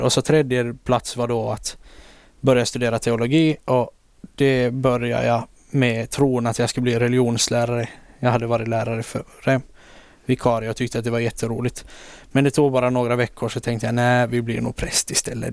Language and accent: Swedish; Åland Islands; also born or lived in Turku, Finland; här hemma på Åland